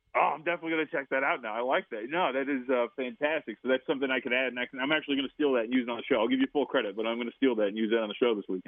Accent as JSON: {"language": "English", "town": "Las Vegas", "region": "Nevada", "country": "United States", "tie": "born or raised there", "moved": "yes", "said": "I grew up in Las Vegas. I've been around sports books my entire life"}